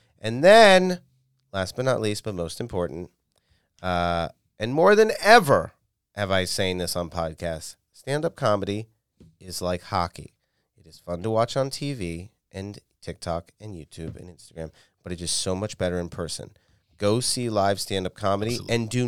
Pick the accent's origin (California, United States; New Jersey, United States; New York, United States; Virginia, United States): Virginia, United States; Virginia, bruh.